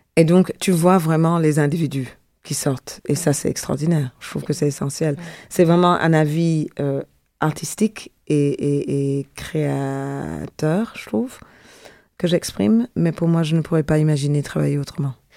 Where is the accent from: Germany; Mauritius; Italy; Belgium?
Belgium; Brussels, Brussels-Capital Region; moved away as an adult; also born or lived in Jamaica; now in Montreal, Canada; je suis une vraie Zinneke. Je suis une bruxelloise.